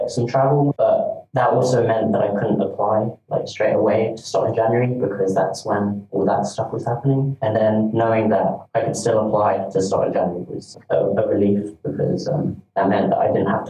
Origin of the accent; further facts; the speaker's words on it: near Brighton, South East England, United Kingdom; now in Newcastle upon Tyne, United Kingdom; I'm from near Brighton